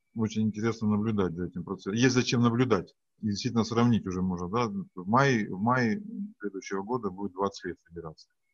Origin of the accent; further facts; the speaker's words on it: Yekaterinburg, Sverdlovsk Oblast, Russia; Я из Екатеринбурга